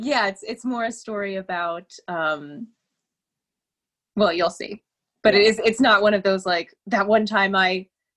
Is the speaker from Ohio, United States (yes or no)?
yes; Cincinnati, Ohio, United States; I grew up in Ohio, in Cincinnati, in a little neighborhood called Madisonville